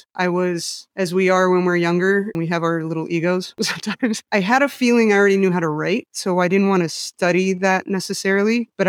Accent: Mexico; A lot of it came from growing up in Mexico.

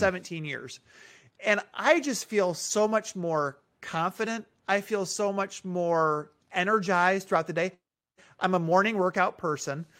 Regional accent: Minneapolis, Minnesota, United States; moved away; I was born in Minneapolis.

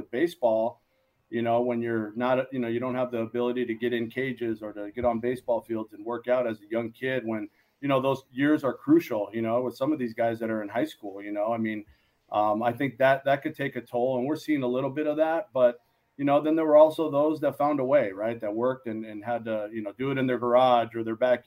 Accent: San Gabriel Valley, Los Angeles, California, United States; also born or lived in Moraga, California

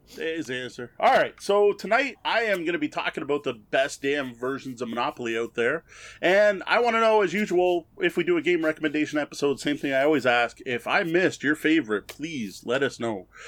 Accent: Canada; I'm Canadian.

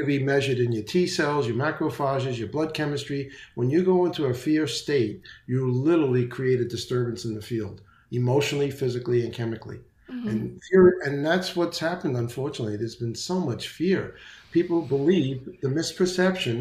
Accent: New York City, New York, United States; now in Naples, Florida, United States; I'm from the Bronx, so my diction may not be perfect

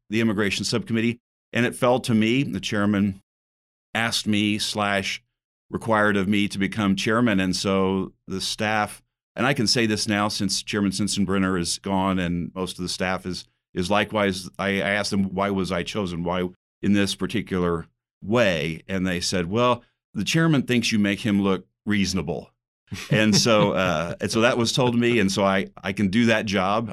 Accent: Southern Indiana, United States; I'm from Southern Indiana

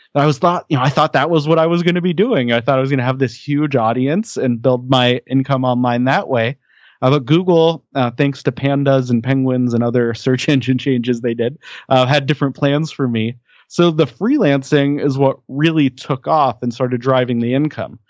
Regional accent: Denver, Colorado, United States; I grew up in the Denver, Colorado area

